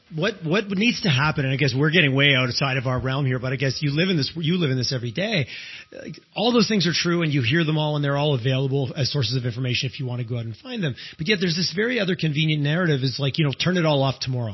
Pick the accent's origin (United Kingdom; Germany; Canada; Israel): Canada; Eastern Canada; moved away as an adult; also born or lived in Quebec; now in Alberta, Canada; I grew up in Eastern Canada.